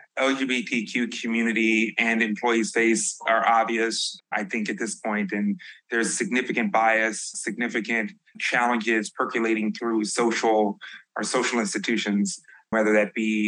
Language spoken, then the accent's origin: English; Chicago, Illinois, United States; I'm from the South Side of Chicago